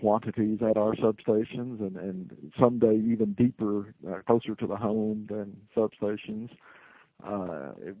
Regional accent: Glasgow, Kentucky, United States; I came back to my hometown. Glasgow was my hometown.

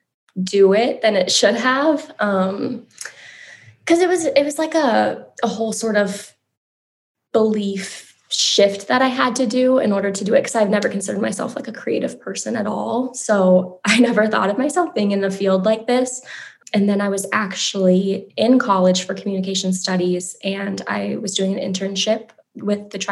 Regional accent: Prairie Island, Minnesota, United States; now in Cottage Grove, United States; I'm Bedewakanton Dakota from Prairie Island, and I am joining you from Cottage Grove.

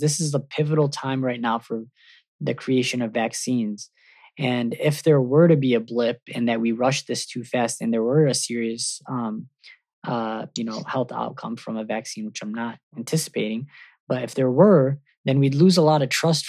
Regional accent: Michigan, United States; moved away; My hometown is Michigan

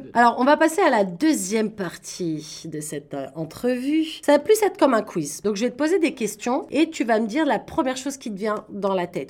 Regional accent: Paris, Île-de-France, France; now in Toronto, Canada; moi je viens de Paris

